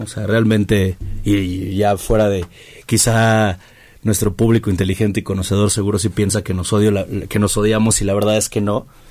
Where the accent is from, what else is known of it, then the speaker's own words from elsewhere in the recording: Mexico; nosotros como mexicanos